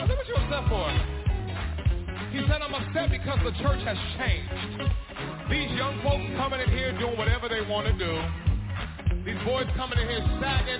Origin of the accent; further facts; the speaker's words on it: Bakersfield, California, United States; now in Los Angeles, United States; I'm a boy from Bakersfield, California.